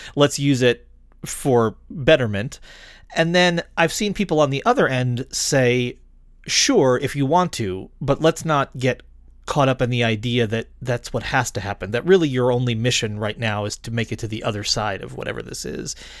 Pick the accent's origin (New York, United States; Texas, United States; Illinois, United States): New York, United States; Rochester; I grew up in Rochester, New York in the eighties